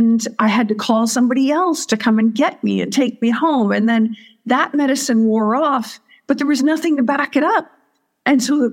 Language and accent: English; Southern California, United States; moved away as an adult; also born or lived in Missouri; now in Sedona, United States; my background is I grew up in Southern California